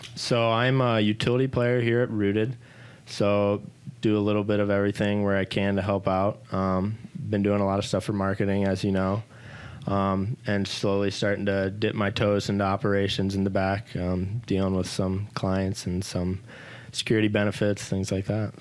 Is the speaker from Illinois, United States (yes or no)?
yes; Pontiac, Illinois, United States; I was born and raised in Pontiac, Illinois